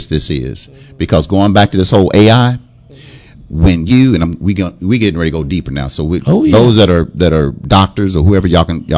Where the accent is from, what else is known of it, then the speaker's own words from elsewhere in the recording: Fort Worth, Texas, United States; When I grew up in Poly, we had a red light district